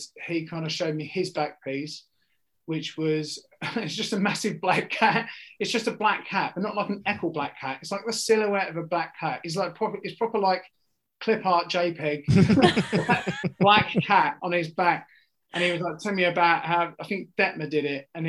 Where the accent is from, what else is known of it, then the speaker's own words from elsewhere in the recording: Essex, East of England, United Kingdom; I'm from Essex. I'm from an estate in Essex.